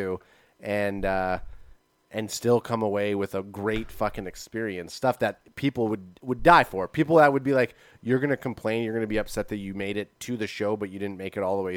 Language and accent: English; Canada; we are Canadian here